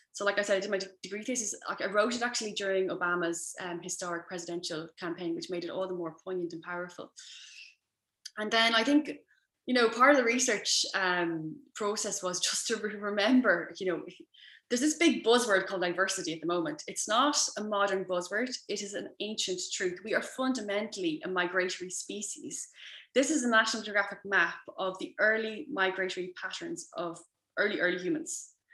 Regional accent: Leinster, Ireland; also born or lived in Mullingar; I went to Wilson's Hospital School in the middle of nowhere in rural Ireland

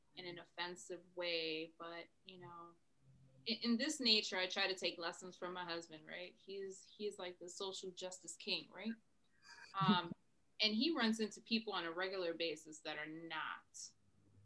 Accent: New York City, New York, United States; now in Massachusetts, United States; I am a girl from the Bronx

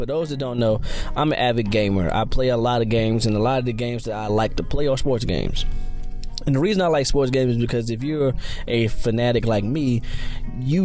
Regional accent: North Carolina, United States; my hometown in North Carolina

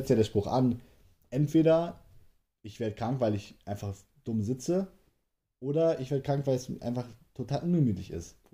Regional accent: Hesse, Germany; Wir beide wohnen halt in Hessen. Ja. Wir sind echte Hesse.

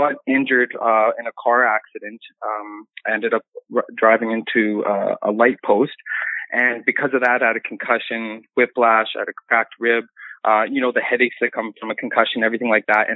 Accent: Regina, Saskatchewan, Canada; I'm from Regina, Saskatchewan

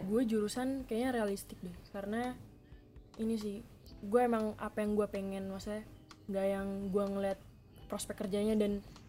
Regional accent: Bandung, West Java, Indonesia; moved away as an adult; also born or lived in Surabaya; gue orang Bandung sebenarnya

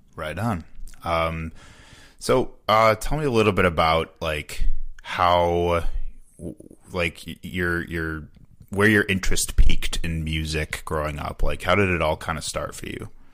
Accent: Chicago, Illinois, United States; also born or lived in Wisconsin; now in Milwaukee, United States; it was definitely not a monolithic experience growing up around Chicago

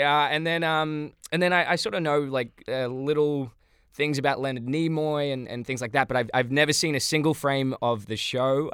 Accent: Australia; growing up in Australia

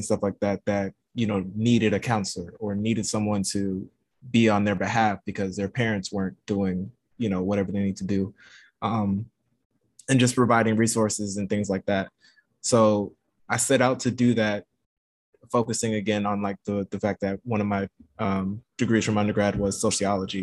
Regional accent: Louisiana, United States; moved away; also born or lived in Baton Rouge; I'm from Louisiana, and I'm living back in Louisiana now

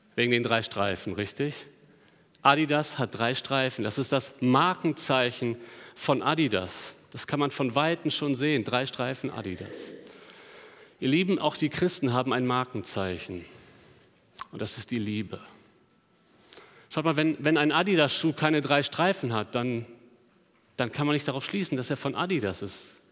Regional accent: Germany; Als, als Deutsche

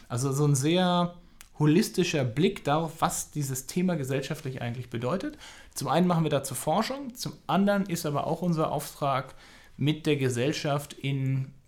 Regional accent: Berlin, Germany; born there; also born or lived in Amsterdam / Würzburg; ich bin also ich bin auch in Berlin geboren, ich bin einmal quasi um die Welt und zurück

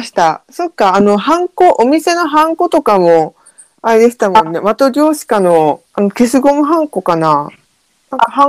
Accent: inland Yamagata, Japan; 私は内陸の、山形でも内陸で、

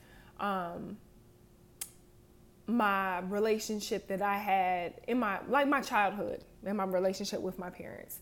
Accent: Harrisburg, Pennsylvania, United States; moved away as an adult; I'm from Harrisburg, Pennsylvania, little bitty town

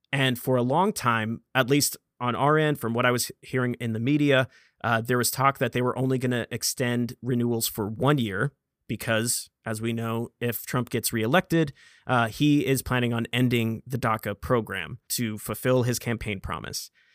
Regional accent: United States; born an American citizen

